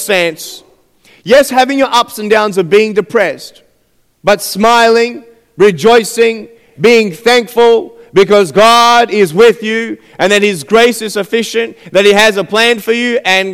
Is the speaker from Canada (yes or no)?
no; Australia; I'm from Australia, and I'm 23 years old